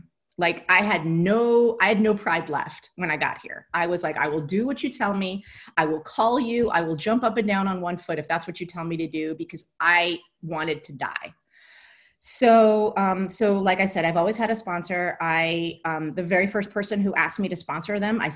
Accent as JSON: {"language": "English", "region": "New Jersey", "country": "United States", "said": "I'm a kid from New Jersey"}